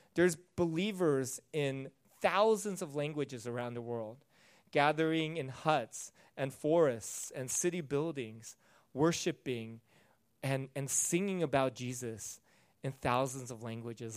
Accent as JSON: {"language": "English", "country": "United States", "said": "I'm not American first, I'm Christian first."}